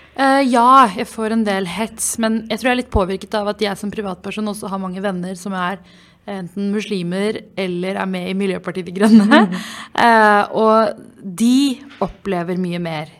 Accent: Oslo, Norway; Jeg er oppvokst i Groruddalen

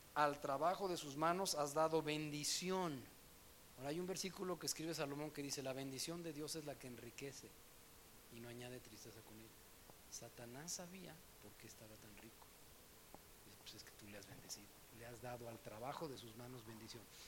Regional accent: Mexico City, Mexico; me acuerdo en la escuela, en el DF donde yo estudié, eh, estaba yo en la secundaria

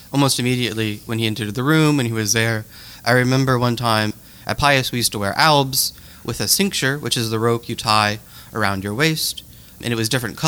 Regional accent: Lafayette, Louisiana, United States; I was born in Lafayette, Louisiana, to two fantastic parents

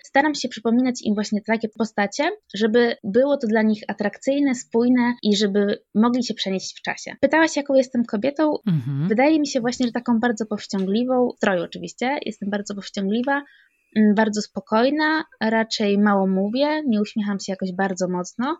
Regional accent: Sandomierz, Świętokrzyskie Voivodeship, Poland; Pochodzę z Sandomierza i tutaj mieszkam.

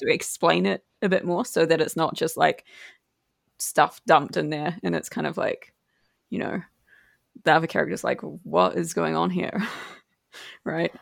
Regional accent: New Zealand; me being New Zealand

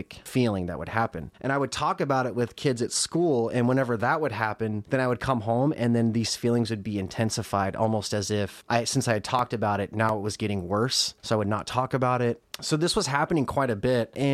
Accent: Casper, Wyoming, United States; moved away as an adult; now in Chicago, United States; I'm originally from Casper, Wyoming

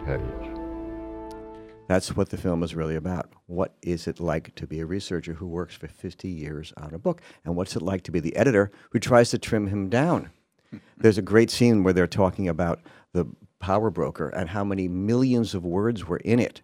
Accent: New York, United States; One of my favorite memories from childhood in New York is going into the city

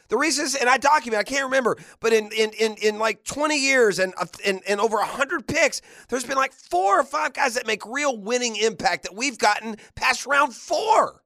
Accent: Jacksonville, Florida, United States; I grew up in Jacksonville where there's so many different high schools where you represent a neighborhood and you do it with pride

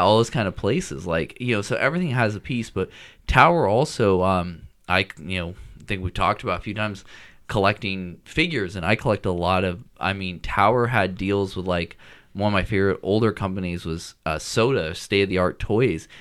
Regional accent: Washington, United States; when I grew up in Washington

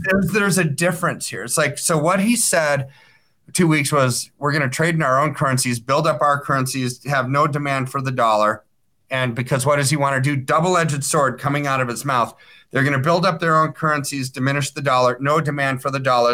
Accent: United States; I'm an American

